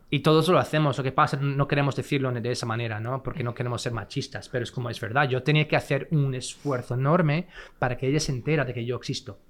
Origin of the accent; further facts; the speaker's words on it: Fresno, California, United States; Spanish is a second language; moved away as an adult; also born or lived in Los Angeles; Yo soy de California